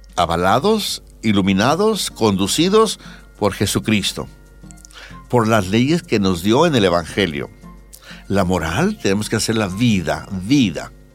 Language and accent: Spanish; Bolivia; somos poquitos bolivianos